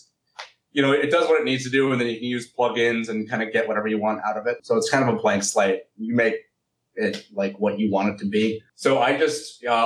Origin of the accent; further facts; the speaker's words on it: Berkeley, California, United States; I'm from Berkeley, California.